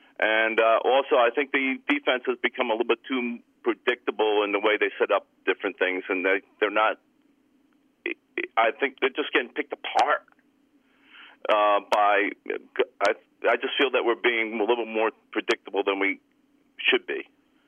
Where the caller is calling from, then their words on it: Cranford, New Jersey, United States; from Cranford.